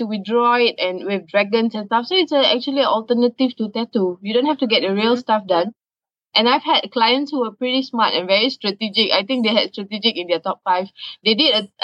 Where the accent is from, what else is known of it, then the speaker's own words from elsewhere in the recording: Singapore; I'm from Singapore